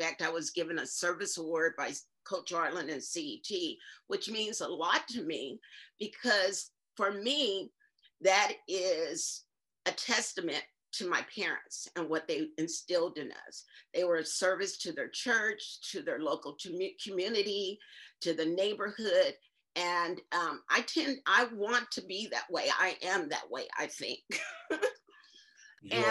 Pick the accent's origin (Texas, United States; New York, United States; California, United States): California, United States; Indio; I grew up in Indio, California, which is near Palm Springs.